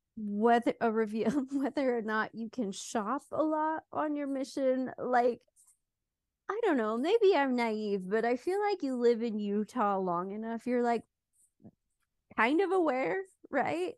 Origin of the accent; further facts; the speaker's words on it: United Kingdom; moved away; also born or lived in Switzerland; I made being British, like, my whole thing